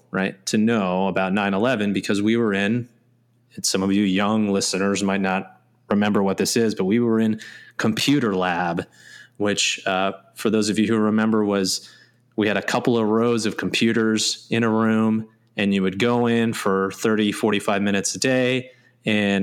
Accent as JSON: {"language": "English", "town": "Red Creek", "region": "New York", "country": "United States", "tie": "born or raised there", "said": "growing up in Red Creek, New York"}